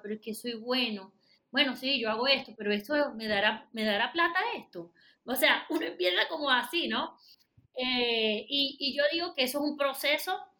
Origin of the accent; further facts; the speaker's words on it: Venezuela; moved away as an adult; now in Panama; Yo soy venezolana, residenciada en Panamá de hace muchísimos años